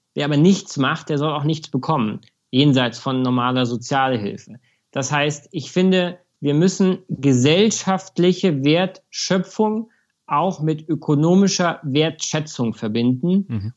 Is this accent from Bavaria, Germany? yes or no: yes; Munich, Bavaria, Germany; München ist meine Heimat natürlich mhm. und der Ort, an dem ich lebe.